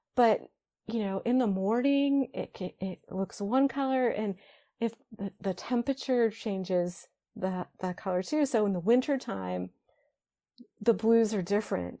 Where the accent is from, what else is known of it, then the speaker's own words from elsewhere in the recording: Ohio, United States; moved away; back where I grew up in Ohio